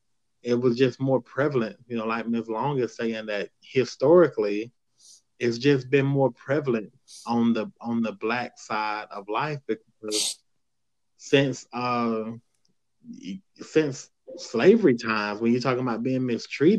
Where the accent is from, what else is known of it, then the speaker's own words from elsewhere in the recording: the South, United States; I grew up in the South